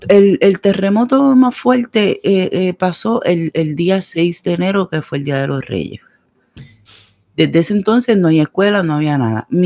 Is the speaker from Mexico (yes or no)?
no; Puerto Rico; moved away; En mi país quieren trancar los aeropuertos. no de Puerto Rico